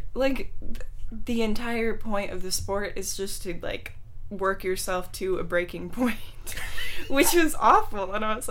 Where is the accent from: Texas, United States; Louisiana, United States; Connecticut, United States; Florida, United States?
Texas, United States; born there; now in San Mateo, United States; I mean, I was born in Texas, but I didn't start playing sports really till I got here.